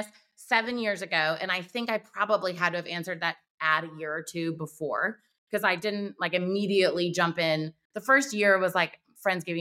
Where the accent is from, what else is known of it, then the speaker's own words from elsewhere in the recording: Wilmington, North Carolina, United States; Wilmington, North Carolina is my hometown and I love it here